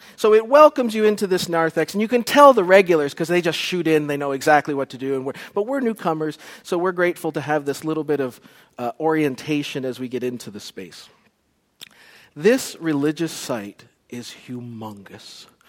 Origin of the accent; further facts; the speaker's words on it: Canada; Special shout out to Canada, my compatriots back in Canada. I apologize that I have lost my accent.